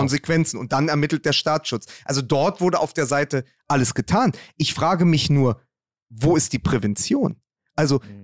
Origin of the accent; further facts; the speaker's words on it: Berlin, Germany; in Spandau äh, hörst du da, wo ich herkomme